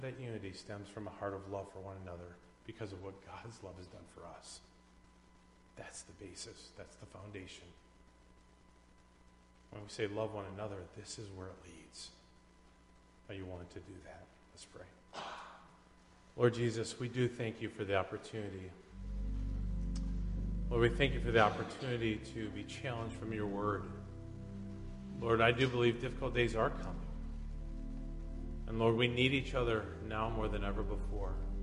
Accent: United States; as an American

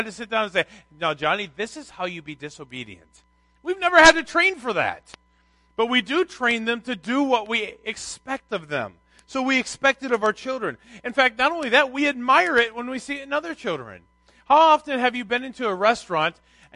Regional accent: Minnesota, United States; I grew up in Minnesota

